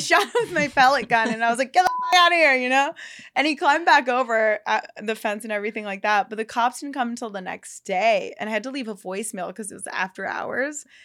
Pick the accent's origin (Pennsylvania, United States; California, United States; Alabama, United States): Pennsylvania, United States; now in Los Angeles, United States; I'm from Pennsylvania